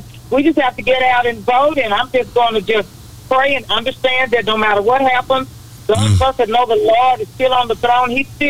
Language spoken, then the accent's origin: English; Fort Worth, Texas, United States; since I'm from Fort Worth